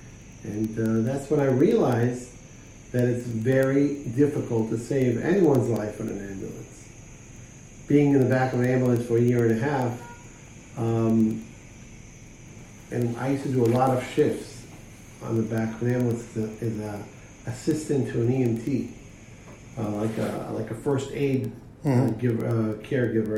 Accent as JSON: {"language": "English", "town": "Jerusalem", "region": "Jerusalem District", "country": "Israel", "tie": "born or raised there", "said": "I grew up in Jerusalem"}